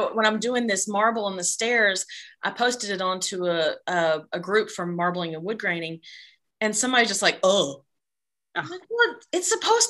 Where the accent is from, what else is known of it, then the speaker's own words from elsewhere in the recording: Newnan, Georgia, United States; my hometown of Noonan, Georgia